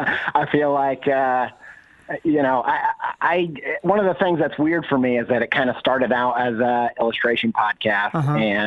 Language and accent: English; Indiana, United States; also born or lived in England; now in Columbus, United States; I grew up in Indiana, and I lived in England, and then I've kind of lived in the city since then